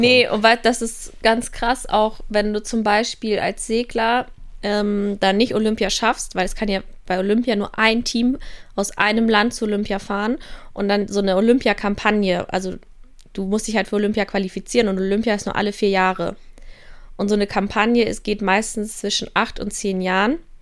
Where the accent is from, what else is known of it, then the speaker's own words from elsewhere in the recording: Kiel, Schleswig-Holstein, Germany; also born or lived in Passau; now in Innsbruck, Austria; dass ich aus Kiel komme